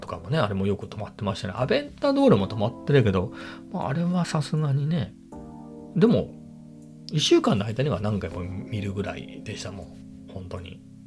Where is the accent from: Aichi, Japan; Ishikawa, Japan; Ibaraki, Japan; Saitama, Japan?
Ibaraki, Japan; moved away as an adult; 僕の田舎のね、茨城、茨城なんですけど、田舎の、まあ、友達なり親戚は、まあ、全員車持ってます